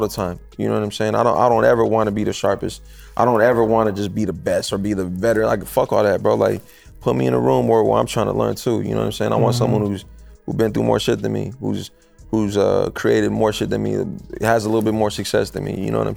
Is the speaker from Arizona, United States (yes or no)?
yes; Phoenix, Arizona, United States; I'm from the city, bro. I'm from Phoenix. I'm from Arizona